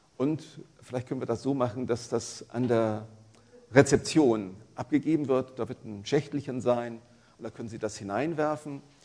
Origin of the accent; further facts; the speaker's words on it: Franconia, Bavaria, Germany; accent: Franconian; Also ich komme aus Franken, da, da kann man kein T und kein P sprechen